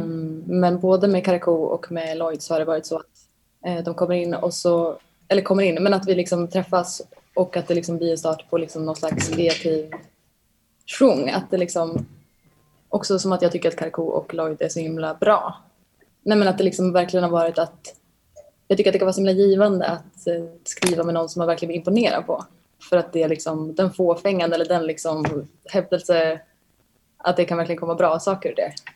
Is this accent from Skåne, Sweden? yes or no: no; Bollnäs, Gävleborg County, Sweden; moved away as an adult; now in Stockholm, Sweden; hur jag växte upp och var i Bollnäs